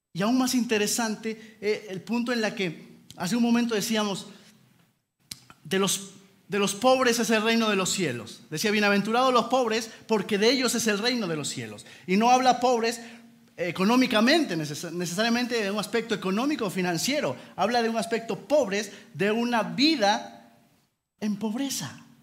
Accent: Peru; somos de Perú

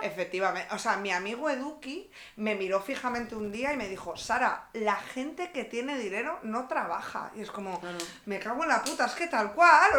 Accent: Cantabria, Spain; now in Madrid, Spain

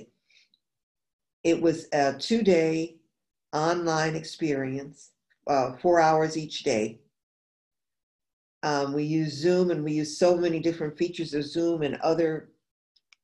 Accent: New York, United States; now in New Orleans, United States; I'm originally from New York State and I live in New Orleans

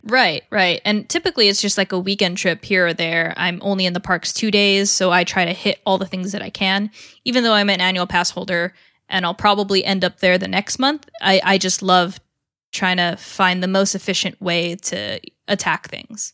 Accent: California, United States; from California and growing up in California

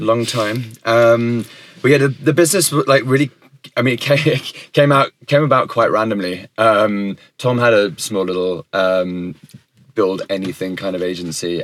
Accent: United Kingdom; also born or lived in United States; I am British

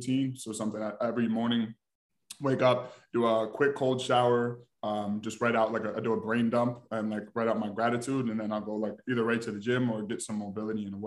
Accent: Albany, New York, United States; moved away as an adult; now in Texas, United States; I am from Albany, New York. That is upstate New York, born and raised.

